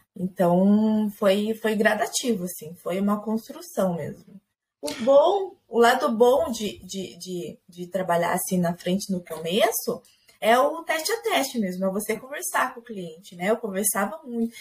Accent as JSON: {"language": "Portuguese", "town": "Maringá", "region": "Paraná", "country": "Brazil", "tie": "born or raised there", "moved": "yes", "lives_now": "Ponta Grossa, Brazil", "said": "eu sou nascida em Maringá, no Paraná"}